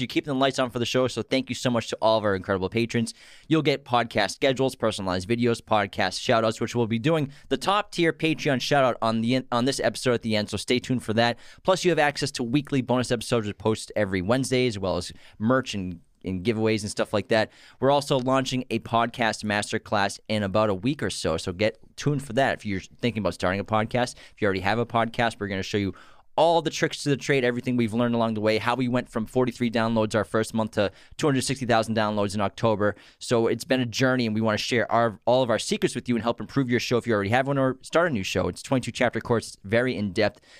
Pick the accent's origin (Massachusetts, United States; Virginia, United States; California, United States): Massachusetts, United States; we're from Massachusetts